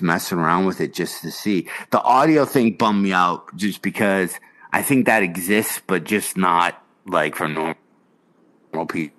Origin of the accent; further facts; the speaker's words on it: Hickory, North Carolina, United States; My dad did that once when I was growing up in Hickory.